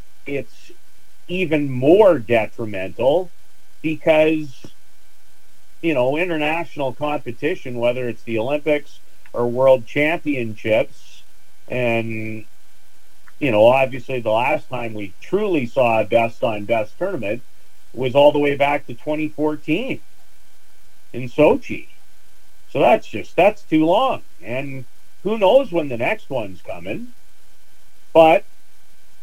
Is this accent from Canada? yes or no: yes; Canada; as a Canadian